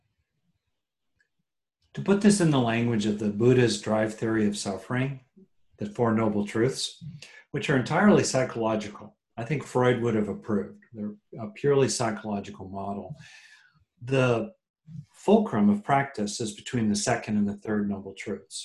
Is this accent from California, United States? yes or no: yes; California, United States; I'm from California